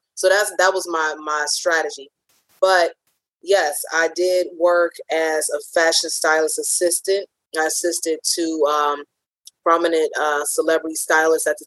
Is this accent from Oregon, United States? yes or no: no; Cleveland, Ohio, United States; moved away as an adult; also born or lived in New Jersey / New York; I'm originally from Cleveland